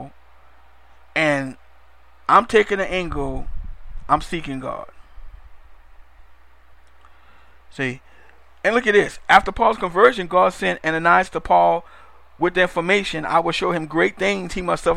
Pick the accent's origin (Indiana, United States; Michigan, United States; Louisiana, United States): Louisiana, United States; New Orleans; I'm from New Orleans, Louisiana, and our culture is a little different